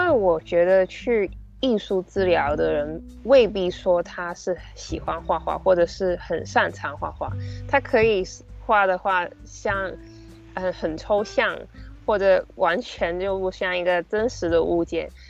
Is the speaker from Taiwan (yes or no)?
no; Hong Kong; 本身在香港的文化或者是传统的教育底下。